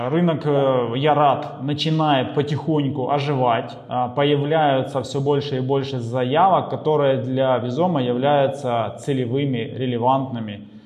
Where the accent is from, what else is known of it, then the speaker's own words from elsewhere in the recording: Ukraine; то, что мы с Украины, в Украине, родственники в Украине